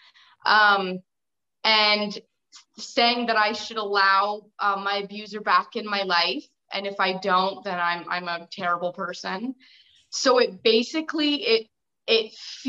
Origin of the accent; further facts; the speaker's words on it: Windsor, Ontario, Canada; I'm an author from Ontario, Canada, in the edge of Canada, which is Windsor